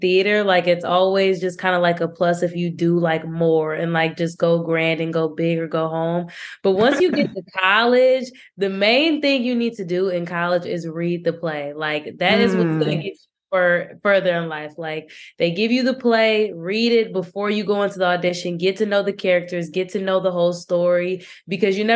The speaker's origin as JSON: {"language": "English", "town": "North Chicago", "region": "Illinois", "country": "United States", "said": "I'm from North Chicago, Illinois, which is a suburb in Northern Illinois."}